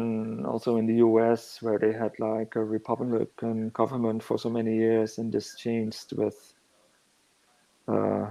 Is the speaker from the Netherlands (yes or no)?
yes; northern Netherlands, Netherlands; moved away as an adult; now in Hamburg, Germany; I grew up in the Netherlands, lived there for a long time, actually. I only moved to Hamburg in 2017, I think